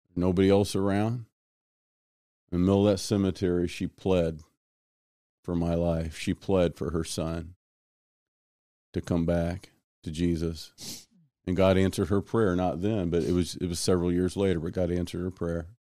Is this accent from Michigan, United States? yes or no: no; Kansas City, Missouri, United States; home growing up was, uh, South Kansas City